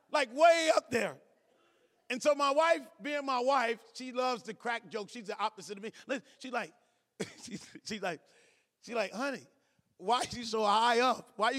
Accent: Cleveland, Ohio, United States; I'm from Cleveland.

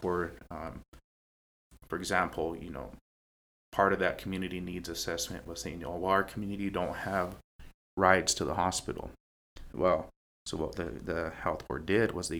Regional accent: Pine Ridge, South Dakota, United States; growing up in Pine Ridge

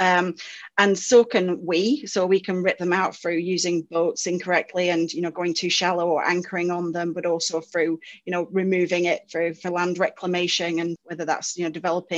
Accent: United Kingdom; moved away as an adult; now in Australia; it's difficult to tell from my accent, but I'm actually from the UK

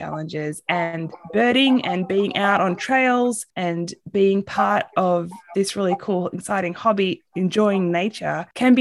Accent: Australia; moved away as an adult; also born or lived in San Antonio, Texas; now in United States; I'm originally from Australia

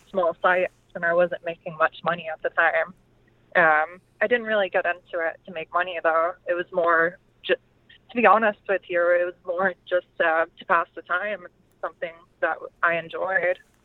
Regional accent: Dallas, Texas, United States; moved away; I was originally from the Dallas area of Texas

